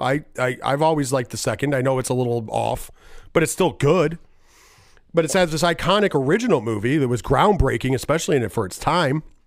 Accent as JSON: {"language": "English", "region": "New York", "country": "United States", "said": "I am a New Yorker"}